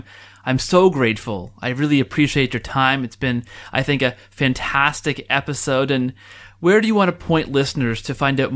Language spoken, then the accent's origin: English; Canada; one of the favorite Canadian pastimes is to claim anyone we can as Canadian